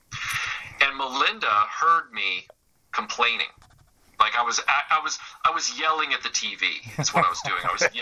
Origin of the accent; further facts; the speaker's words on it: Nashville, Tennessee, United States; when I was growing up in Nashville